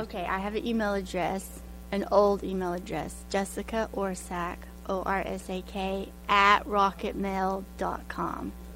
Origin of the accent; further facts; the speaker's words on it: Hot Springs, Arkansas, United States; Hot Springs, Arkansas